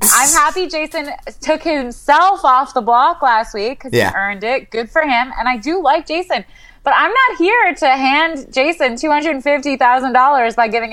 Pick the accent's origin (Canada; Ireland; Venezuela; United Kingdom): Canada; I'm Canadian